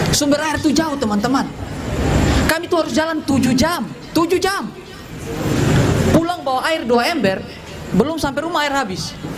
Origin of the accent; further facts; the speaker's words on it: Soe, East Nusa Tenggara, Indonesia; saya ini dari Kota Soe, N T T.